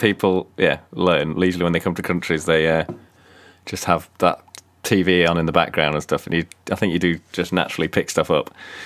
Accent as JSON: {"language": "English", "country": "Switzerland", "tie": "born or raised there", "said": "I grew up in Switzerland, my dad watched stuff in German"}